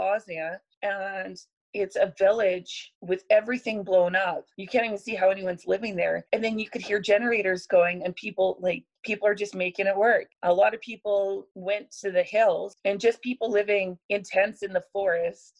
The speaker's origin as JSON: {"language": "English", "area": "the Okanagan", "region": "British Columbia", "country": "Canada", "tie": "born or raised there", "moved": "yes", "lives_now": "Edmonton, Canada", "said": "I grew up in the Okanagan"}